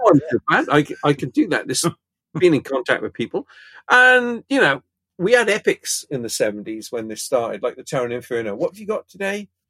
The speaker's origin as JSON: {"language": "English", "town": "Pontypridd", "region": "Wales", "country": "United Kingdom", "tie": "born or raised there", "said": "where I grew up in Pontypridd, we had two cinemas, the White Palace and the County"}